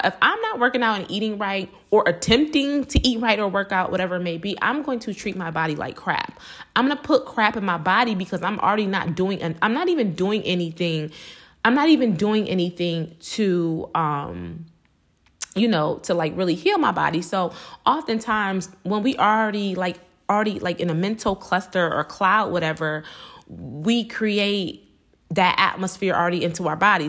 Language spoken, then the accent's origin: English; Buffalo, New York, United States; born and raised in Buffalo, New York